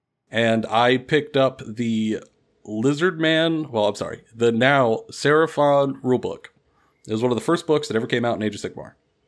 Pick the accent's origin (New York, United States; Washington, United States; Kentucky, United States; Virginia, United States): Kentucky, United States; So I grew up here in Kentucky in a fairly small town